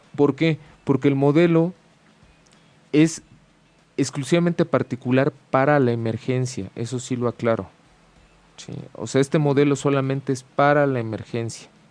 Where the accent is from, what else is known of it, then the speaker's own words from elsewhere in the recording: Mexico; como decimos mucho aquí en México, ¿no? de manera cultural, pues, pues como buen macho mexicano y hembra mexicana